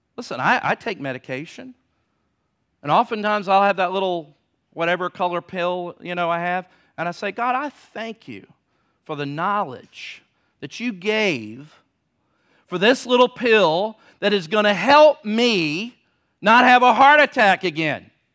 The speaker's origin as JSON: {"language": "English", "town": "Virginia Beach", "region": "Virginia", "country": "United States", "tie": "born or raised there", "said": "Growing up in Virginia Beach"}